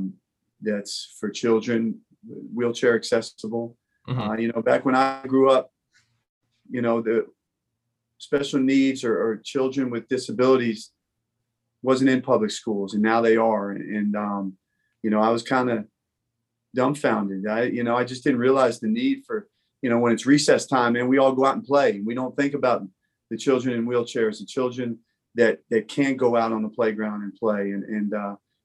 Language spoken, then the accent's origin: English; Hillsborough, New Jersey, United States; moved away as an adult; also born or lived in Bronx, New York City; now in North Carolina, United States; I was born in New York City. I was born in the Bronx. I grew up in New Jersey